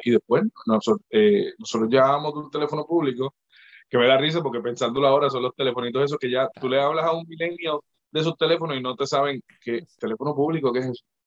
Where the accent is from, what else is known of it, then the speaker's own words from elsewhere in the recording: Puerto Rico; moved away as an adult; also born or lived in Mexico; now in St. Louis, United States; yo me mudé de Puerto Rico en el 2011